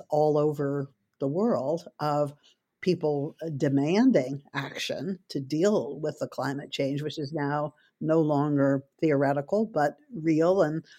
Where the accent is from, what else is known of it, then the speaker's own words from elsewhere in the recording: Ithaca, New York, United States; I grew up in Ithaca, New York. Used to be called centrally isolated because it wasn't served by a major airline.